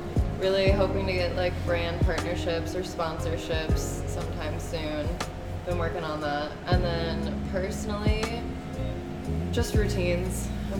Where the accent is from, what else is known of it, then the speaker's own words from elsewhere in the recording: Michigan, United States; I'm from Michigan.